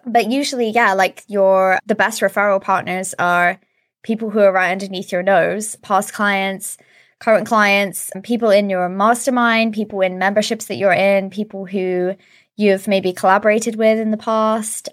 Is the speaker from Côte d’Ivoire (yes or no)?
no; Suffolk, East of England, United Kingdom; moved away as an adult; also born or lived in London; now in Sweden; we both moved back to my hometown in Suffolk in the U K